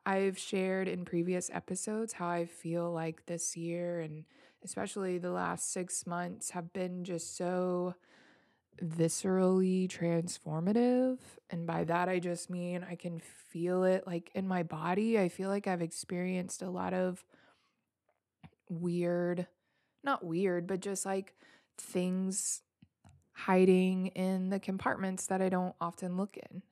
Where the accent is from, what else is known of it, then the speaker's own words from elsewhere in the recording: Memphis, Tennessee, United States; I am born and raised in Memphis, Tennessee.